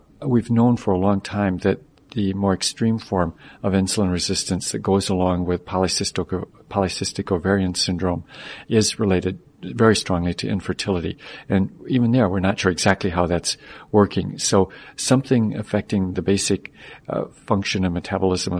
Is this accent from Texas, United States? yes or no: no; Michigan, United States; moved away; I grew up in Michigan